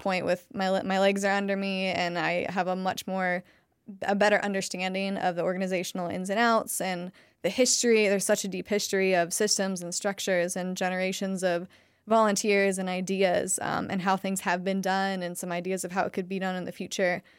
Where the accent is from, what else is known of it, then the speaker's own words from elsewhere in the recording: Ohio, United States; moved away as an adult; now in Asheville, United States; I'm from Ohio.